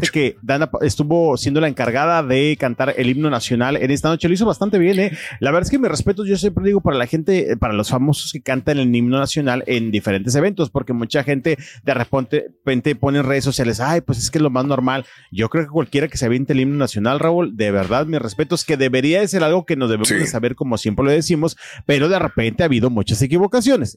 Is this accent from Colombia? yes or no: no; Mexico; Acá en México